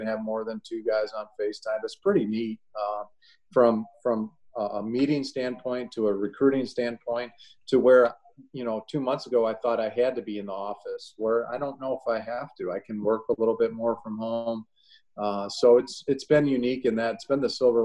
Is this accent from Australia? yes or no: no; Illinois, United States; moved away as an adult; now in Ohio, United States; I grew up in Illinois